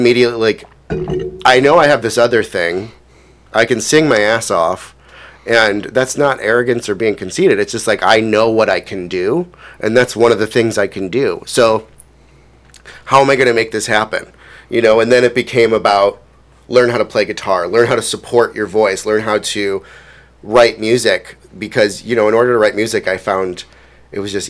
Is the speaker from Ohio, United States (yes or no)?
yes; Cleveland, Ohio, United States; I grew up in Collinwood. I'm an East Sider originally